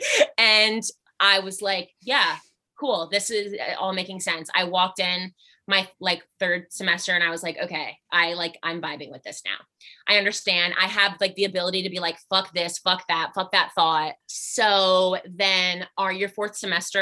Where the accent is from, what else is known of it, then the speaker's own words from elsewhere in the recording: Albany, New York, United States; moved away; I am originally from Albany, New York.